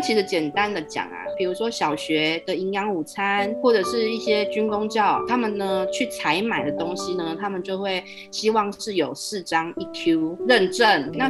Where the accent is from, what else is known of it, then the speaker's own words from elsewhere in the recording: Taipei, Taiwan; now in southern Taiwan; 我就台北人嘛，过来南部之后啊